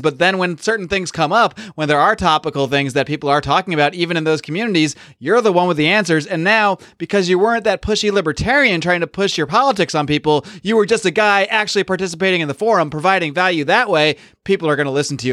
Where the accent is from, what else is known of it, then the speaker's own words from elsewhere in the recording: Northeast, United States; moved away; I grew up in the Northeast